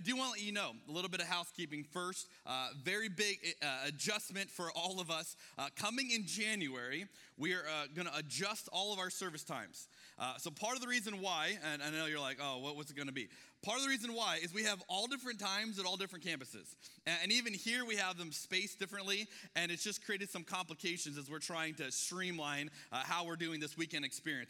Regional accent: Arizona, United States; moved away; I'm from Arizona

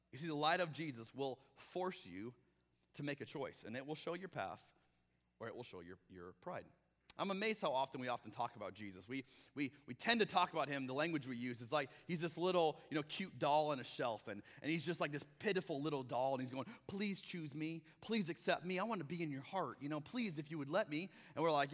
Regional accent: Arizona, United States; moved away; I'm from Arizona

